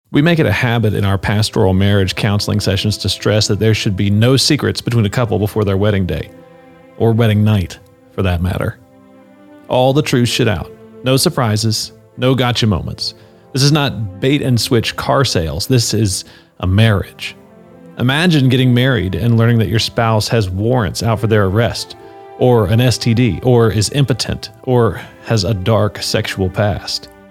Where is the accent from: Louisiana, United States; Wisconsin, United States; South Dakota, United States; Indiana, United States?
Louisiana, United States; North; I'm from North Louisiana